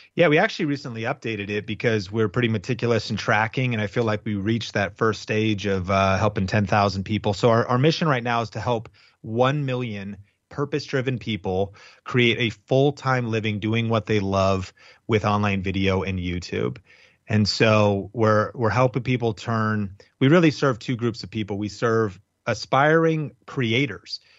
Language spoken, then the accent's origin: English; Arlington, Washington, United States; also born or lived in Seattle, Washington; I grew up in Arlington, Washington. It was very rural, kind of farm community.